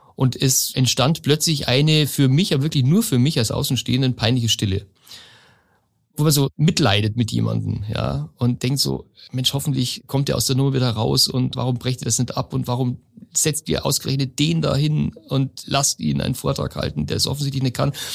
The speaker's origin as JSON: {"language": "German", "region": "Lower Bavaria", "country": "Germany", "also_born_or_lived": "Munich", "said": "Ich komme aus Niederbayern ursprünglich"}